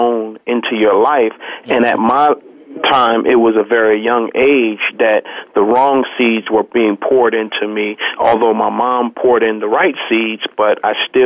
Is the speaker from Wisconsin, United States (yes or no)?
no; New York City, New York, United States; I was born in Harlem, New York